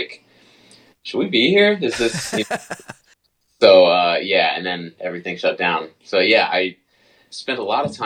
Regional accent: Belfast, Maine, United States; moved away as an adult; also born or lived in New Jersey / New York / Michigan; So I'm from Maine originally, from Belfast, Maine

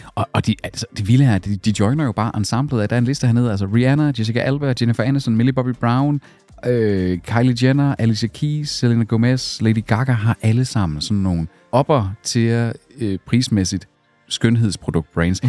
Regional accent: Skive, Central Denmark Region, Denmark; moved away; hvor jeg var hjemme i Skive

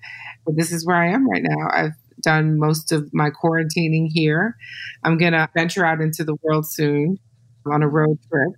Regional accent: Detroit, Michigan, United States; Yeah, it's the second thing I say. … from Detroit.

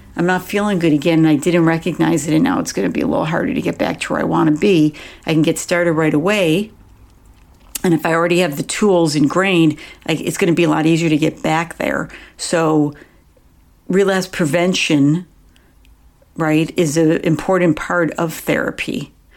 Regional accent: Buffalo, New York, United States; moved away; I grew up in Buffalo, New York

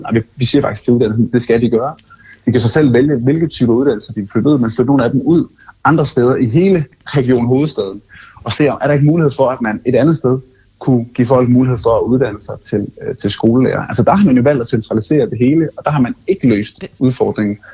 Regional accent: Funen, Southern Denmark, Denmark; jeg som fynbo

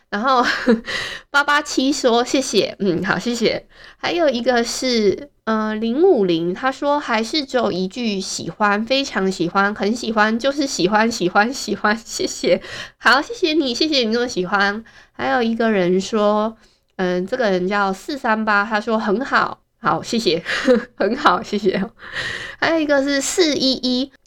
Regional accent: Hualien County, Taiwan; 像我们花莲人很多都是用爱情国小

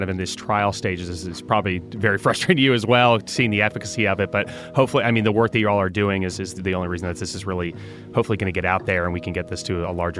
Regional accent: United States; I'm incredibly American well adjusted for it.

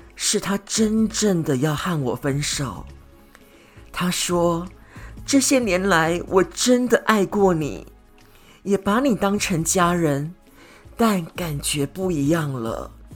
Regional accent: Kaohsiung, Taiwan; moved away as an adult; now in Brisbane, Australia; 我来自台湾南部的高雄打狗区，那我现在呢，住在南半球的澳洲，就是有阳光支撑支撑的布里斯本

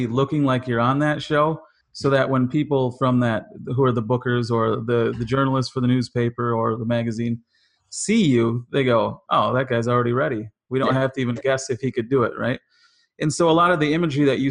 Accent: Wisconsin, United States; now in Los Angeles, United States; I'm from Wisconsin

